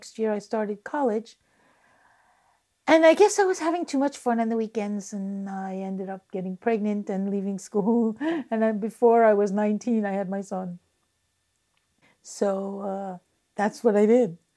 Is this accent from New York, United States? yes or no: yes; Long Island, New York, United States; also born or lived in Rockaway, Queens, New York; we moved into this city briefly. And then we moved to Long Island